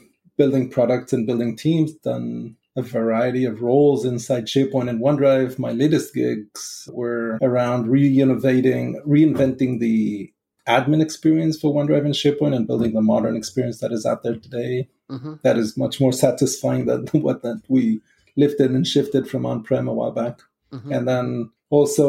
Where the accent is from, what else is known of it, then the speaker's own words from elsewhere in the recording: Israel; moved away; just coming from growing up in Israel